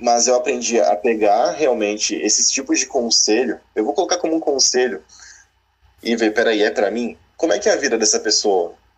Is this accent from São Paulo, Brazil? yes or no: yes; Santos, São Paulo, Brazil; moved away as an adult; also born or lived in Francisco Beltrão, Paraná; eu sou santista e estava lá em Santos, na praia